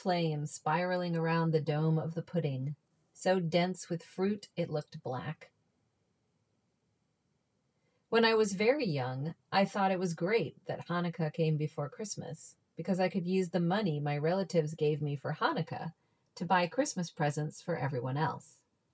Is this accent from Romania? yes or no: no; Reston, Virginia, United States; I'm from Northern Virginia, 40 minutes outside of DC. I was raised in a town called Reston